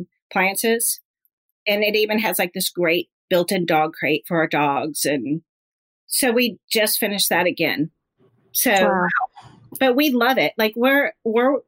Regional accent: California, United States; moved away; also born or lived in Lake Tahoe / Hilton Head; I'm from California.

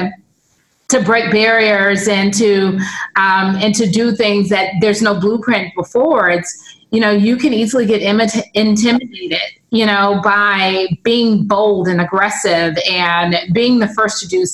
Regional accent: Los Angeles, California, United States; I'm from LA, but I'm from like the Black part

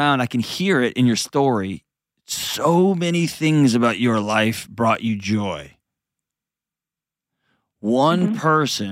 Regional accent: Texas, United States; I grew up in Texas

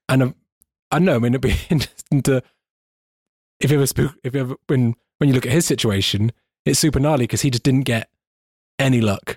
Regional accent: United Kingdom; I'm a British person

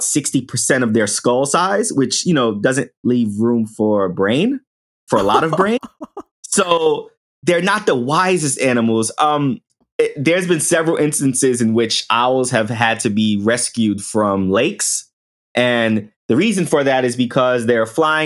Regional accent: New York City, New York, United States; growing up in the Bronx, in the projects

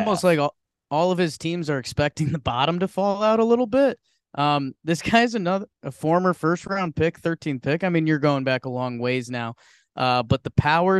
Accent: Miami, Florida, United States; now in Houston, United States; I am coming live from Houston, H-Town, Funkytown, Space City, City where the top drop, City of the Purple Drank, City, Kelsey Wingert City, might see her. BBD coming live from the Lou. Shout out to Uncle Lou. I'm from Miami.

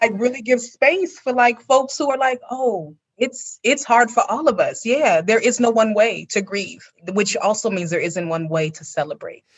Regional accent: California, United States; my own childhood memories growing up in California

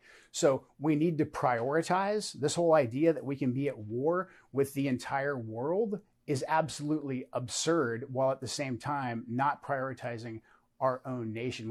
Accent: United States; as American citizens

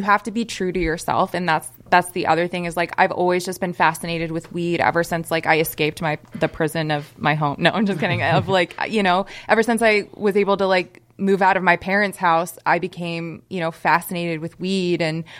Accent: Las Vegas, Nevada, United States; Born and raised in Las Vegas

